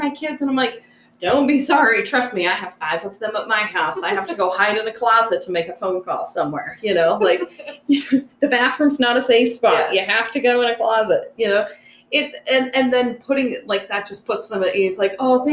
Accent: Wyoming, United States; moved away; I grew up in Wyoming

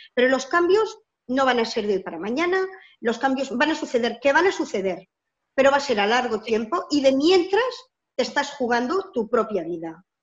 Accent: Barcelona, Catalonia, Spain; soy de Barcelona, de Cataluña, una parte de España.

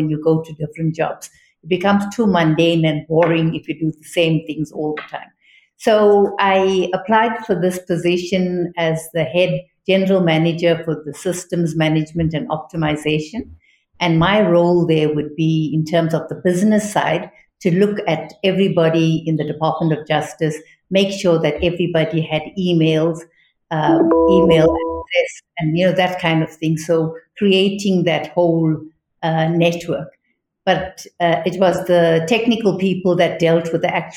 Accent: South Africa

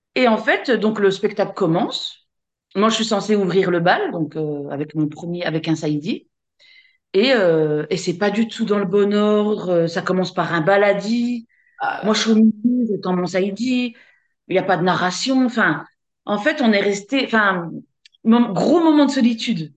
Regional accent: Besançon, Bourgogne-Franche-Comté, France; je suis de Besançon, donc euh, je suis en Franche-Comté, c'est dans, dans, l'est de la France

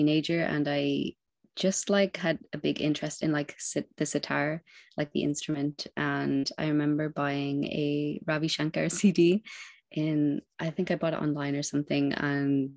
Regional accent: Wexford, Leinster, Ireland; now in Dublin, Ireland; I'm from Ireland and living in Dublin, from Wexford originally.

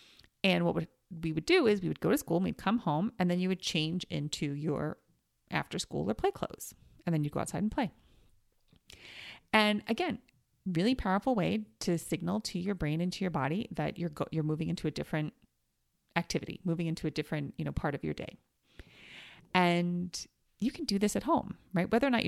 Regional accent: New York, United States; so I grew up in New York and we always had like fire escapes or stoops, right?

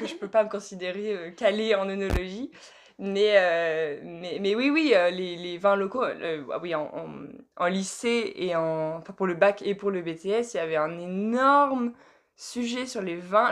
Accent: France; moved away as an adult; also born or lived in Harrogate; en tant que française

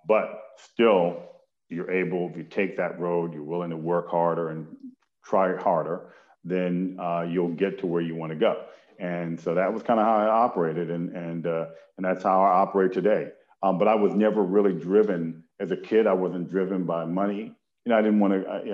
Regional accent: Detroit, Michigan, United States; moved away; a part of my childhood I spent in Detroit, Michigan

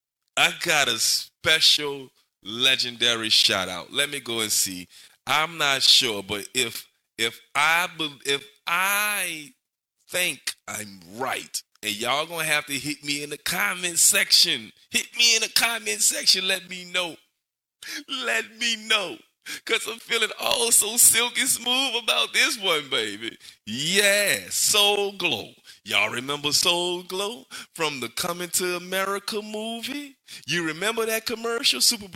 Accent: New Orleans, Louisiana, United States; And I grew up in Kennedy Heights. I remember growing up in Kennedy Heights.

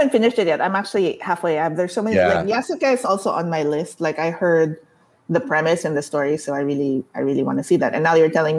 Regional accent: Philippines; you and I grew up in the Philippines

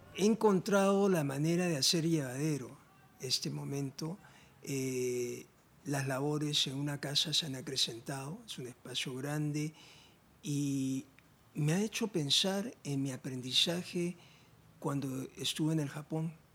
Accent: Lima, Peru; he nacido en la costa, desde niño he tenido afinidad con la playa, la arena, iba a Punta Hermosa, toda la infancia

